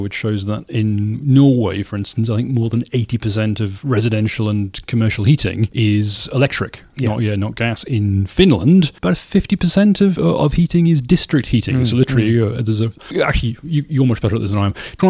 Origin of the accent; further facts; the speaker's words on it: the Northeast, North East England, United Kingdom; I grew up in the Northeast. My various members of my family were miners.